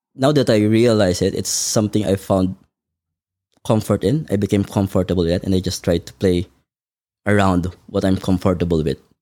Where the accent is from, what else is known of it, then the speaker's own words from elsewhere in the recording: Manila, Metro Manila, Philippines; now in Melbourne, Australia; I was born in the Philippines, um, in Manila, to a family of five, including me